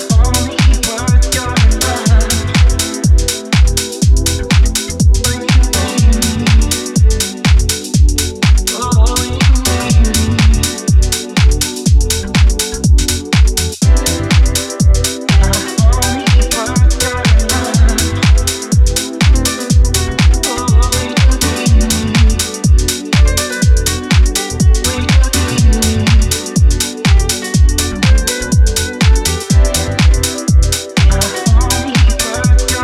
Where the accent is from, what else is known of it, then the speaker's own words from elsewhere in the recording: Austin, Texas, United States; Born and raised in Austin